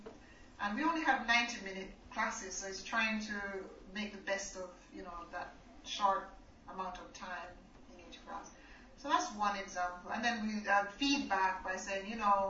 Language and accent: English; Jamaica; also born or lived in England; now in China; I was born in Jamaica.